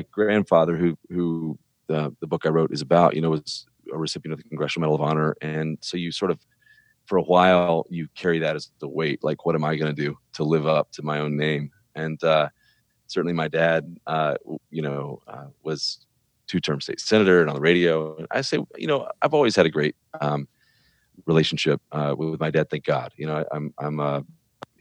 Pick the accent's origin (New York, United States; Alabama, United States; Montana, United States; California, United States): Alabama, United States; Birmingham; I was born and raised in Birmingham, Alabama